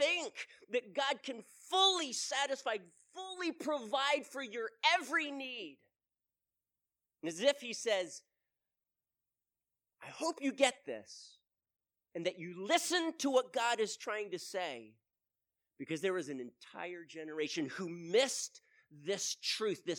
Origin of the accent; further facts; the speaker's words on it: United States; we, as an American, as the American church